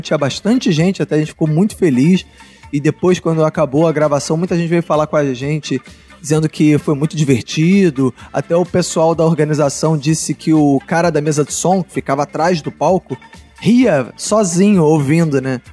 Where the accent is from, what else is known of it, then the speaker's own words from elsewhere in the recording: Rio de Janeiro, Brazil; como a gente é do Rio